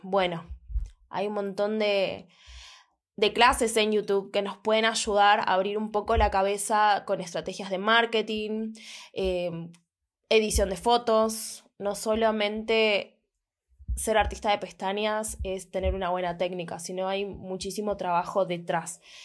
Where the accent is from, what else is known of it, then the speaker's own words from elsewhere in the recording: Buenos Aires, Argentina; soy de Buenos Aires